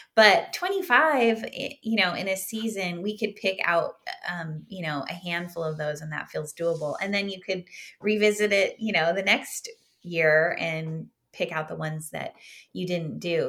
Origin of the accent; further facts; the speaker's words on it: Southern California, United States; I grew up in Southern California